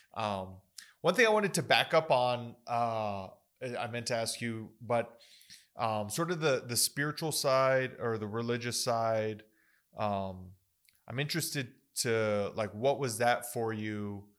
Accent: Las Cruces, New Mexico, United States; I, I grew up in Las Cruces

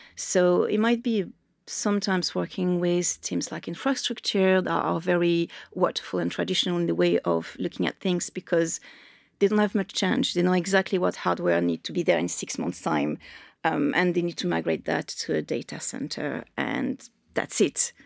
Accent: Marseille, Provence-Alpes-Côte d'Azur, France; English is a second language; also born or lived in Dublin; now in London, United Kingdom; I grew up in Marseille, so I grew up on the coast

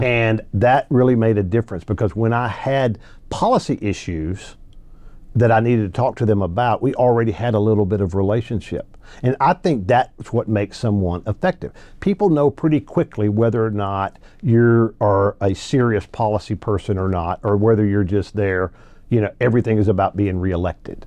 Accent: Arkansas, United States; also born or lived in Louisiana; now in Texas, United States; I was born in Louisiana, raised in Arkansas

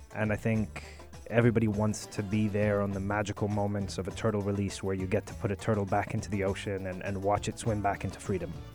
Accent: Sharjah, United Arab Emirates; growing up in Sharjah, mm. you know, on the beach every day, we saw a lot of sea life.

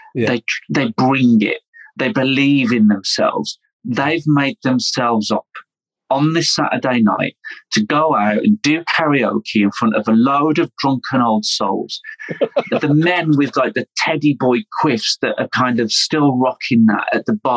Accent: United Kingdom; also born or lived in London; I'm British

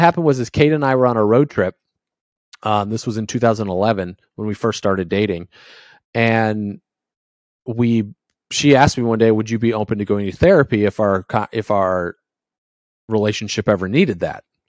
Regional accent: Indiana, United States; moved away; also born or lived in New England; I grew up in Indiana

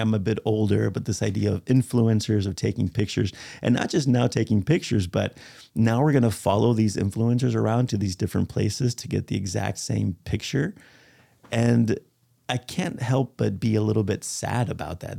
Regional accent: Spain; moved away; And I speak Spanish. I'm from Spain

